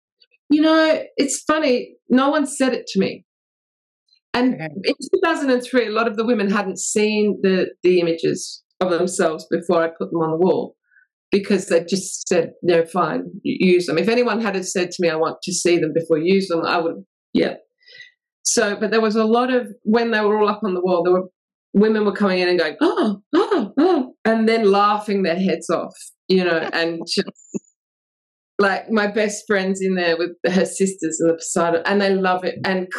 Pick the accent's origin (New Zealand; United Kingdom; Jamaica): United Kingdom; England; So, well, I'm English, but my mum's English.